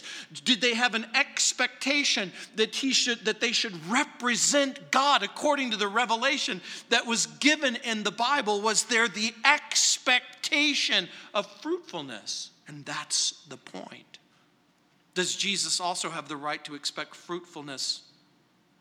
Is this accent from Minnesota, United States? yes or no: no; Southern California, United States; born or raised there; now in Littleton, Colorado, United States